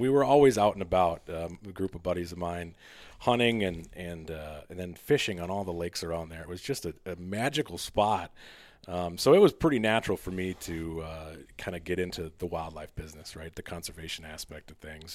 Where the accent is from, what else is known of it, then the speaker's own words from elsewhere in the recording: Mound, Minnesota, United States; my hometown, this mound, the western Minnetonka, the west metro